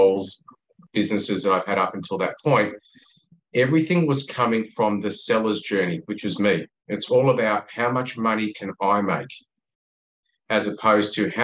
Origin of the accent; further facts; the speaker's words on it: Australia; accent: Australian; I'm obviously an Australian, you can tell by the accent